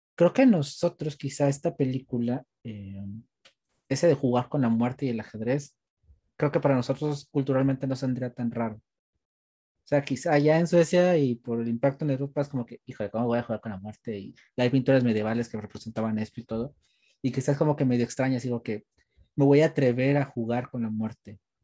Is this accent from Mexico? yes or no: yes; Mexico; aprovechando que somos mexicanos